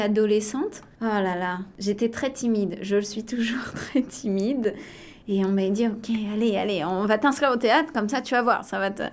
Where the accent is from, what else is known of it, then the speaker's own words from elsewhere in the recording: Les Sables-d'Olonne, Pays de la Loire, France; moved away as an adult; also born or lived in La Roche-sur-Yon, France / Ottawa, Canada; now in Toronto, Canada; je suis née en Vendée à La Roche sur yon ah. J'ai grandi proche, euh, très proche des Sables d'Olonne.